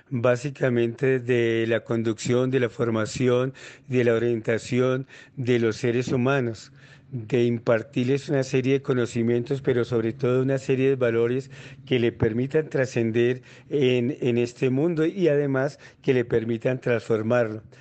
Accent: La Plata, Huila, Colombia; now in Bogotá, Colombia; departamento de Huila, en La Plata Huila, eh, en el Instituto Técnico Agrícola, Colegio Marillac, y después me vine a la ciudad de Bogotá

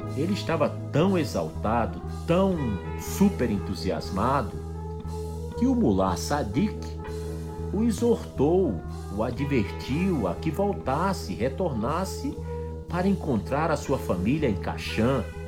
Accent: Rio Grande do Norte, Brazil; Natal, é, a capital do estado onde eu nasci, fica no nordeste

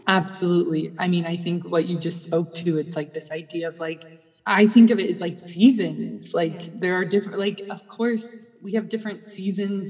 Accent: Midwest, United States; moved away as an adult; also born or lived in Vienna; now in Los Angeles, United States; I grew up in the Midwest

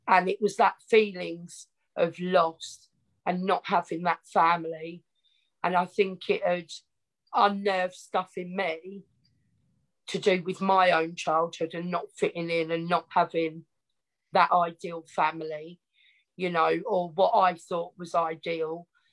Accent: Essex, East of England, United Kingdom; accent: Essex; I grew up in Essex, a small little town

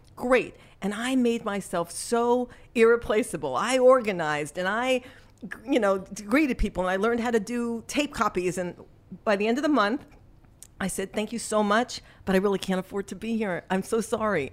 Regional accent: Los Angeles, California, United States; moved away as an adult; also born or lived in New York; I was born in New York, but raised in Los Angeles

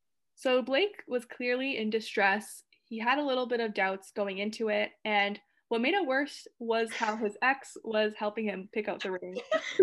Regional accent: Canada; we're from Canada

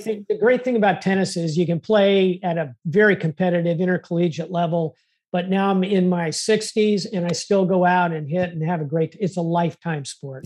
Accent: South Florida, United States; I was born in South Florida

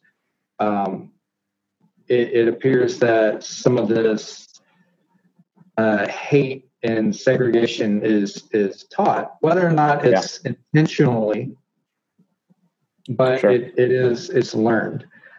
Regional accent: Texas, United States; accent: southern drawl; I'm from Texas.

